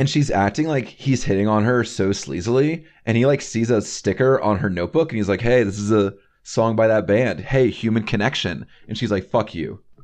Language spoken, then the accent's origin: English; North Carolina, United States; I'm from North Carolina.